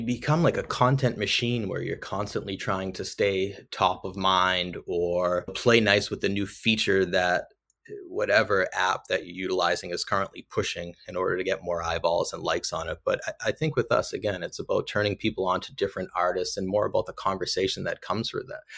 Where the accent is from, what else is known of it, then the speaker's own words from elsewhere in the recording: Lowell, Massachusetts, United States; I'm from Lowell, Mass, just north of Boston. I grew up always drawing and creating as a kid. ultimately ended up going to UMass Lowell